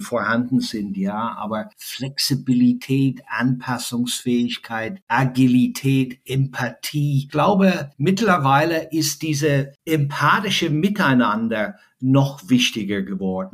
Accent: Ireland; German is a second language; also born or lived in Germany; now in Frankfurt, Germany; in Deutschland, äh, wo ich äh, sehr, sehr gerne lebe als, als freiwillige irische Flüchtling

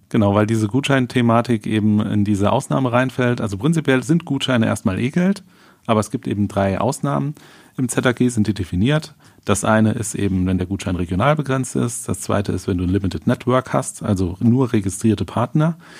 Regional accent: St. Wendel, Saarland, Germany; in unserer Heimatstadt St. Wendel

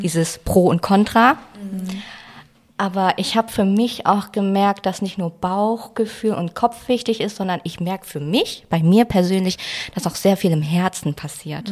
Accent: Baden-Württemberg, Germany; moved away; also born or lived in Frankfurt; ich komme zwar aus Baden-Württemberg, aber ich sehe das jetzt nicht als meine Heimat

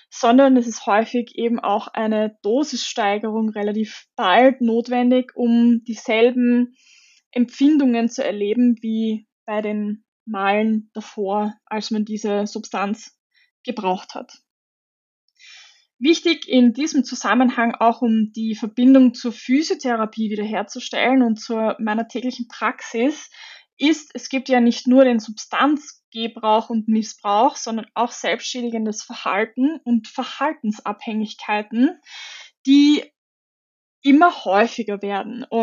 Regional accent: Austria; dort ist der Cannabiskonsum erlaubt und damit ganz anders bewertet als bei uns in Österreich

